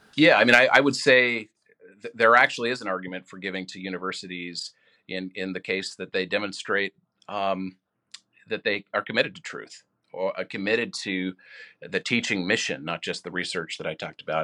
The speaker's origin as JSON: {"language": "English", "region": "Washington", "country": "United States", "tie": "born or raised there", "moved": "yes", "said": "as a state legislator back in my home state of Washington"}